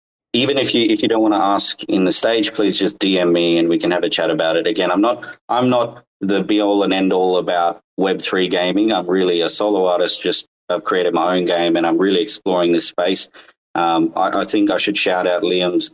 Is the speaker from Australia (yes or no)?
yes; northern Australia, Australia; I grew up in Australia. I live in Northern Australia, and I've been here pretty much my whole life.